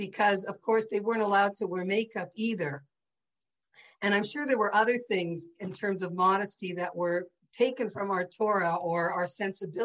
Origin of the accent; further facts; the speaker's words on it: St. Catharines, Ontario, Canada; growing up in St. Catharines in a traditional Jewish home